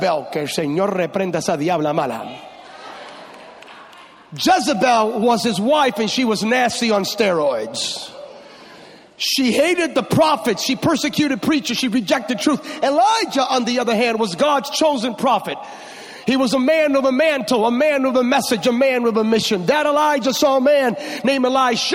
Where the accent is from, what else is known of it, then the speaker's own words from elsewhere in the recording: California, United States; I come from California, y'all Texas. I'm from California